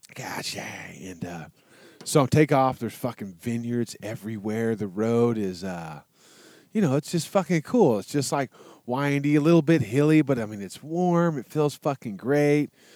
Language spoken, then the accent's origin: English; Texas, United States; I'm from Texas